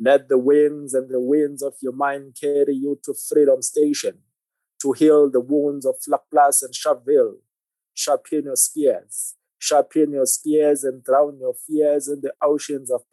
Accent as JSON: {"language": "English", "town": "Ladysmith", "region": "KwaZulu-Natal", "country": "South Africa", "moved": "yes", "lives_now": "Johannesburg, South Africa", "said": "I'm originally from Ladysmith. I'm from KZN. I came to Joburg in 2004"}